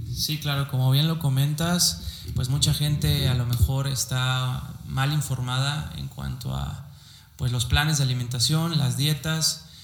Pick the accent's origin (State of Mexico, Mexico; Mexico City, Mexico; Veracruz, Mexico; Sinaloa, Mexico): Veracruz, Mexico; Córdoba; also born or lived in Xalapa, Veracruz; soy de la ciudad de Córdoba, Veracruz